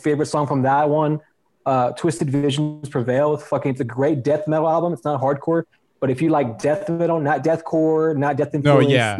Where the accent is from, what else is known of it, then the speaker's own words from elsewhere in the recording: Lubbock, Texas, United States; my hometown of Lubbock, Texas.